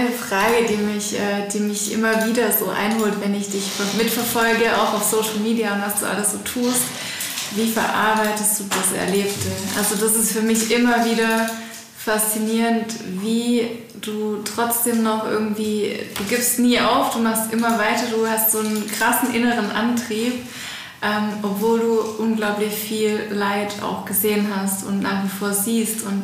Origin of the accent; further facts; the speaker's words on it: Stuttgart, Baden-Württemberg, Germany; ich bin ja auch aus Stuttgart oder Stuttgarterin